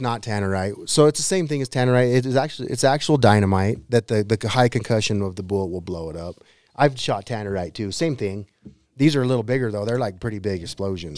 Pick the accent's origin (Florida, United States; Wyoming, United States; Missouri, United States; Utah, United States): Wyoming, United States; Green River; my hometown of Green River